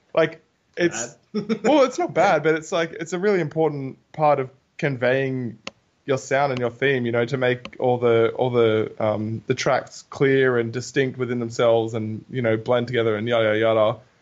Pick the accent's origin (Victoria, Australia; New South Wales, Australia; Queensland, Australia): New South Wales, Australia; Newcastle; we're from Newey